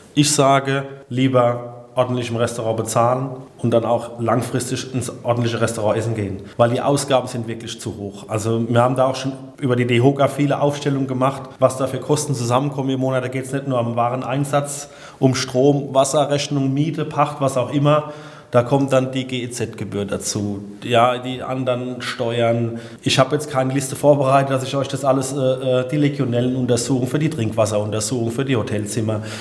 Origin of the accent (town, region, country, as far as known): Odenwald, Hesse, Germany; born or raised there